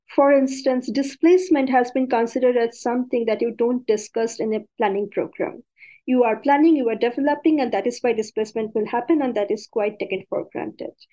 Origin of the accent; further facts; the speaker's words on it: India; being an Indian